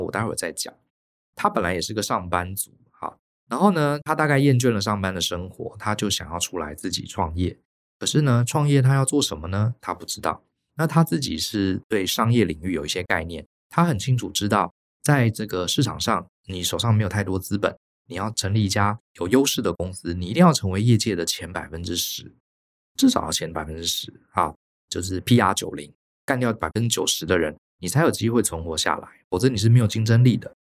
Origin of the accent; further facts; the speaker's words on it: Taiwan; 我们台湾人